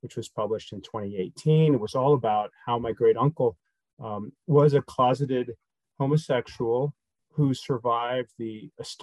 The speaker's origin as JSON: {"language": "English", "town": "St. Louis", "region": "Missouri", "country": "United States", "tie": "born or raised there", "also_born_or_lived": "Virginia / Baton Rouge, Louisiana", "moved": "as an adult", "said": "I grew up in St. Louis, Missouri"}